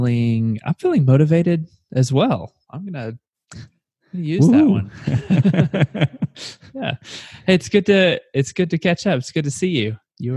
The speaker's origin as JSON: {"language": "English", "country": "United States", "said": "I can't do the meters calculation off the top of my head because I'm an American."}